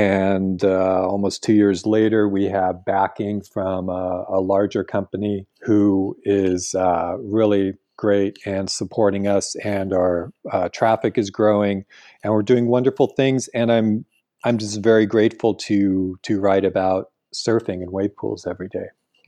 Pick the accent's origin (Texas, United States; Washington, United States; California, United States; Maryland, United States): California, United States; And of course, being a Californian where everything was built in the last 50 years